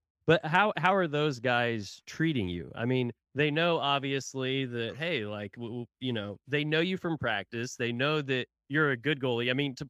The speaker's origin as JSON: {"language": "English", "town": "Tulsa", "region": "Oklahoma", "country": "United States", "moved": "yes", "said": "I'm from Tulsa originally, so I was always a Tulsa Oiler fan, lived down here obviously for quite some time now."}